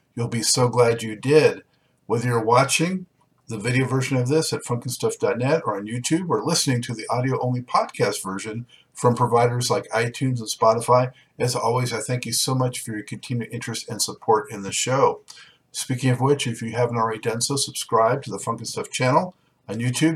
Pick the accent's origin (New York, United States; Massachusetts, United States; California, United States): California, United States; Los Angeles; moved away; I'm from Los Angeles, but I've uh, I left in 2005